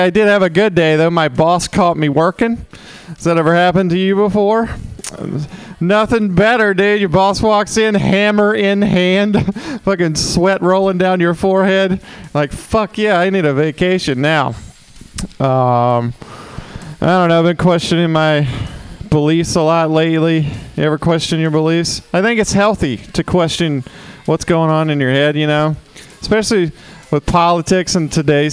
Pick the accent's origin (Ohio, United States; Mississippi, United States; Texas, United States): Mississippi, United States; I'm from Mississippi, in case you can't tell from this sexy accent